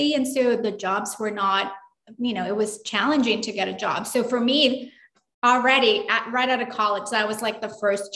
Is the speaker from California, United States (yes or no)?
yes; Los Angeles, California, United States; also born or lived in Durango, Mexico; we came to California, Los Angeles, and I grew up here